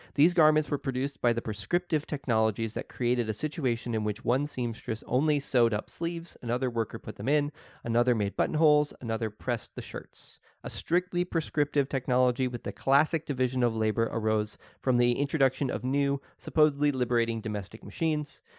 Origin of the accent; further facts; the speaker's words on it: Oklahoma, United States; I grew up in Oklahoma where people dumped in rivers all the time